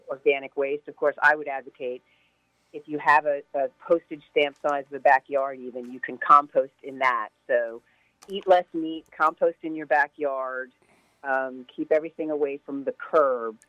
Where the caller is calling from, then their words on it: Hastings-on-Hudson, New York, United States; I'm calling from Hastings on Hudson